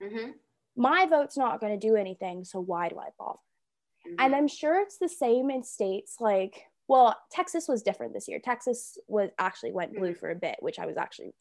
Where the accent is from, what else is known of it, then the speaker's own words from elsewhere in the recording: Toronto, Ontario, Canada; now in London, Canada; I'm from Toronto, I voted in Toronto when I went home